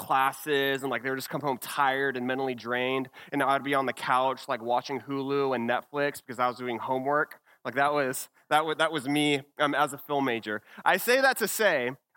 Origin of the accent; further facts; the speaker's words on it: Texas, United States; I am from Texas